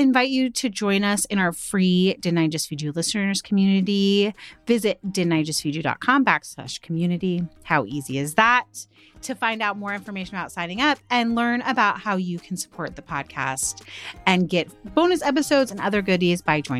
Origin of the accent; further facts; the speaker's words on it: the South, United States; I, as a Southerner